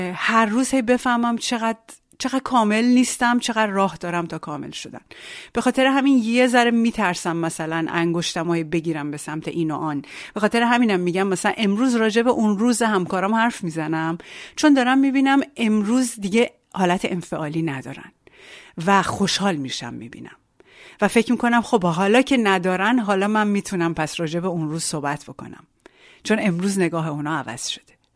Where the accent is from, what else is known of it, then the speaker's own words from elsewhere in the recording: Iran; moved away as an adult; now in France; آنچه که در ایران داشتم